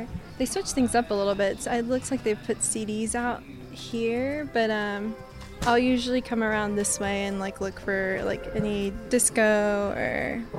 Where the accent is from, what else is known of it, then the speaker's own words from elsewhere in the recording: Nashville, Tennessee, United States; I'm born and raised in Nashville, Tennessee.